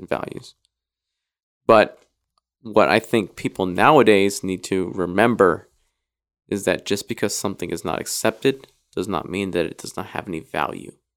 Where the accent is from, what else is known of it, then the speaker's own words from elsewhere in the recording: Idaho, United States; moved away; I grew up in Idaho for the most part.